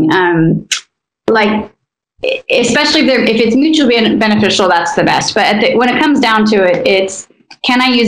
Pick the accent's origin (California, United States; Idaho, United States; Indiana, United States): Idaho, United States; now in Los Angeles, United States; I come from a conservative place. I come from Idaho.